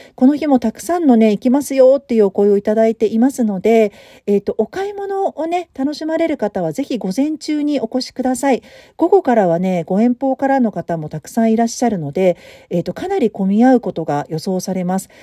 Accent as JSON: {"language": "Japanese", "region": "Tokyo", "country": "Japan", "tie": "born or raised there", "moved": "as an adult", "said": "もともと私東京生まれだしね、東京育ちだし"}